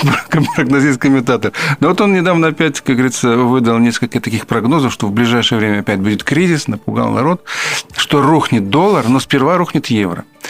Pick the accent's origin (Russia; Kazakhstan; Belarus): Belarus; мы, белорусы